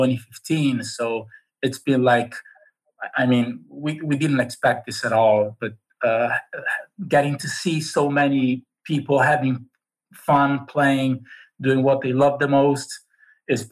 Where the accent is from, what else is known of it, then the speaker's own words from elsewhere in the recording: Cesena, Emilia-Romagna, Italy; I live in a very small town in Italy. It's called Cesena.